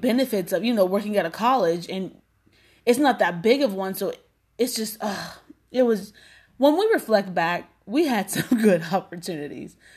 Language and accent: English; McKeesport, Pennsylvania, United States; I'm from McKeesport